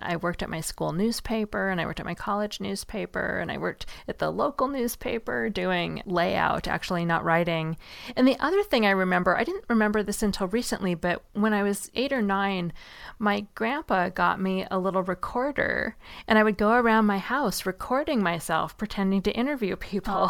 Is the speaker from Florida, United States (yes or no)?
no; Seattle, Washington, United States; I grew up in Seattle